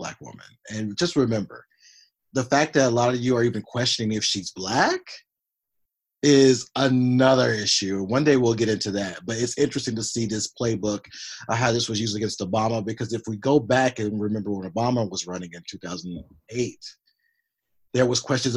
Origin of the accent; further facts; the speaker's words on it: Tennessee, United States; moved away as an adult; also born or lived in Kentucky; now in Los Angeles, United States; I grew up in Tennessee, went to college in Kentucky